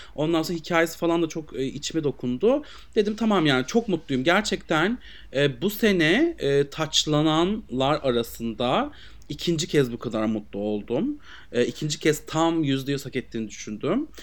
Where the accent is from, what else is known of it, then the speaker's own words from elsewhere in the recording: Aegean Region, Turkey; bizim oralar Egeli